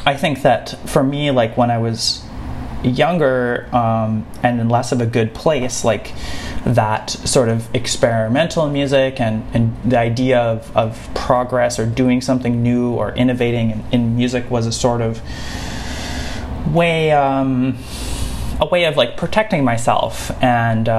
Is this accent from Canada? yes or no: yes; Saskatoon, Saskatchewan, Canada; now in Montreal, Canada; I grew up in the prairies, in the Canadian prairies, in like a small city, and you know, sort of going back, like my experience of flying has been going between Montreal and my hometown of Saskatoon